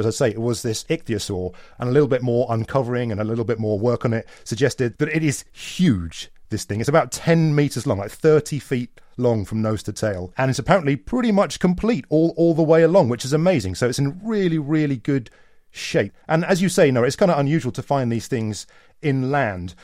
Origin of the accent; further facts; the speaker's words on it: Canada; speaking as a Canadian